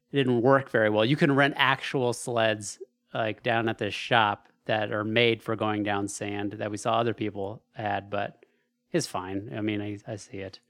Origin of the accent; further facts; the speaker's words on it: Alaska, United States; moved away; growing up in Alaska